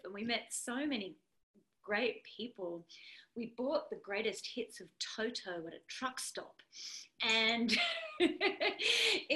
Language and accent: English; Australia; being an Aussie